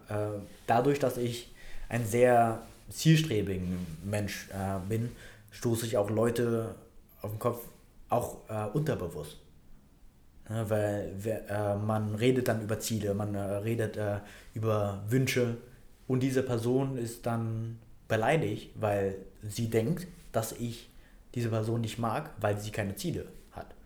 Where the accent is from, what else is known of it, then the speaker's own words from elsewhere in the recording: Vietnam; now in Germany; Vietnam. Ne? Da komme ich her